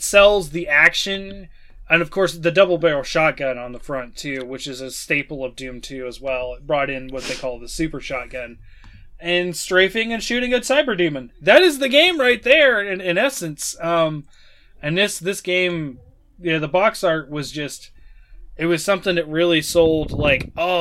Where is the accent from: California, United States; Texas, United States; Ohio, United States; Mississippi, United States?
Ohio, United States; Chillicothe; also born or lived in Waverly, Ohio; here in my hometown, Chillicothe, well, I say I live in Waverly, but Chillicothe is where you go if you want to find anything